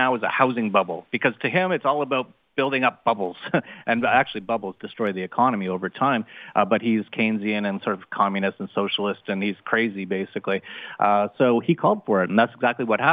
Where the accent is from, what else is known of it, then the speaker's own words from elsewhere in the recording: Vancouver, British Columbia, Canada; I was born in Canada